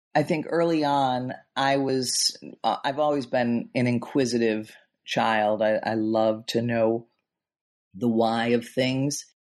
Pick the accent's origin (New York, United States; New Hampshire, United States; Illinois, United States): Illinois, United States; Chicago; I grew up in in Chicago in the Midwest